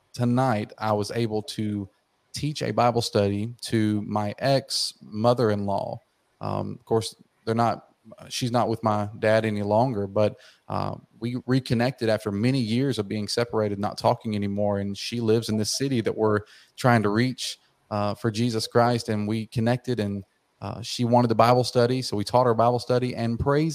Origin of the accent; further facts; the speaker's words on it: outside Atlanta, Georgia, United States; I was born and raised in Georgia, right outside of Atlanta, Georgia